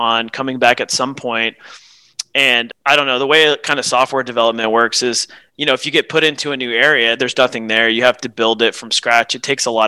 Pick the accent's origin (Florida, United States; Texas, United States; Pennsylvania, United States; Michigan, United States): Texas, United States; Houston; also born or lived in Tyler, Texas; I've spent most of my life growing up in the greater Houston area